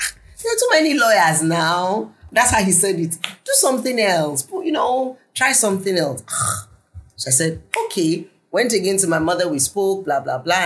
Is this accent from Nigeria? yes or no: yes; the North, Northern Nigeria, Nigeria; moved away as an adult; also born or lived in Lagos, Nigeria; growing up in the North